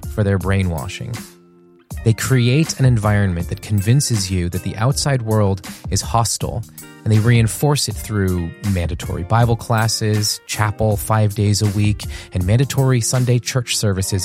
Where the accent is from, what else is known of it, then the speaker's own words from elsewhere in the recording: New York, United States; moved away as an adult; also born or lived in South Carolina; I grew up just outside of New York City